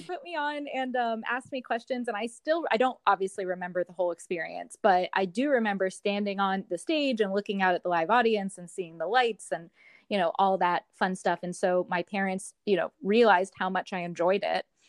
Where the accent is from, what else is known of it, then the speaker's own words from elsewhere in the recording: Columbus, Ohio, United States; moved away; my hometown of Columbus, Ohio